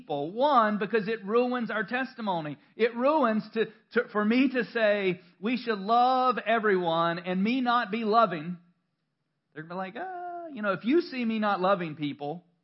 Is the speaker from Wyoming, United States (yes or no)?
no; North Carolina, United States; accent: southern; I am from North Carolina